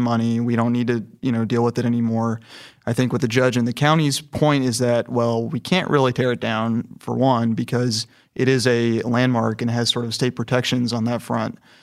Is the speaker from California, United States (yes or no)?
yes; California, United States; moved away as an adult; now in Houston, United States; I'm from California, and I came to Houston about four years ago